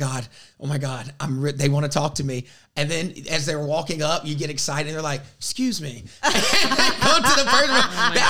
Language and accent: English; the South, United States; I grew up in the South. I was the only black kid in most of my classes.